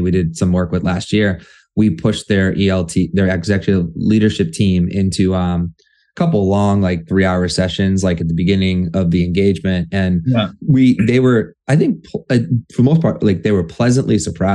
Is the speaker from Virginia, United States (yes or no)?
no; Methuen, Massachusetts, United States; In Methuen, we used to say, yo, meth town